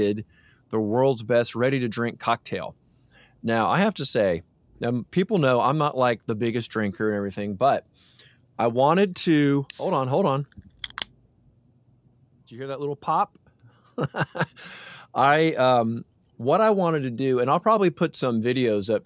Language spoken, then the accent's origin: English; Atlanta, Georgia, United States; moved away as an adult; now in North Carolina, United States; my hometown. I'm from Atlanta. As everybody knows, I have moved to North Carolina